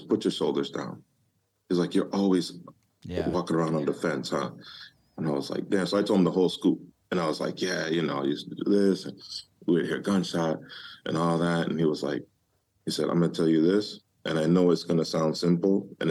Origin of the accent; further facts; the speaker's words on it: Detroit, Michigan, United States; moved away; growing up in Detroit.